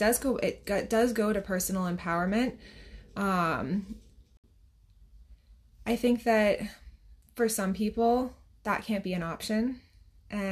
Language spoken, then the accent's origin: English; New Hampshire, United States; And I'm from New Hampshire